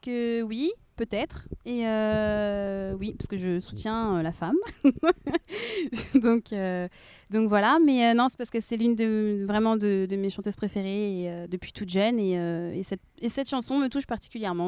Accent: Rennes, Brittany, France; also born or lived in Nantes; je suis nantaise, mais par contre, ouais, j'habite à Rennes depuis l'âge de mes 5 ans, donc je connais vraiment nettement mieux Rennes que, que Nantes.

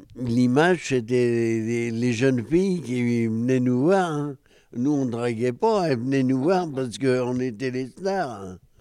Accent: Saint-Herblon, Pays de la Loire, France; j'étais de Saint-Herblon

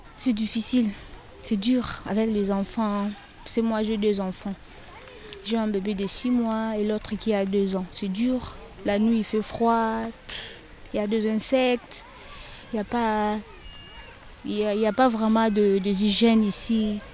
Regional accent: DR Congo; now in Rennes, France; Je viens du Congo, République démocratique du Congo

